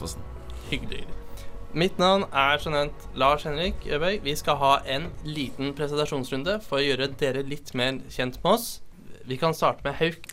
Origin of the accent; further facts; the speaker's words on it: Eidsvoll, Akershus, Norway; Jeg kommer fra Eidsvoll.